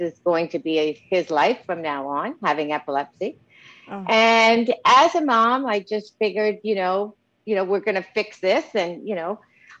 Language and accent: English; Montreal, Quebec, Canada; I'm from Montreal, Canada. I had a great childhood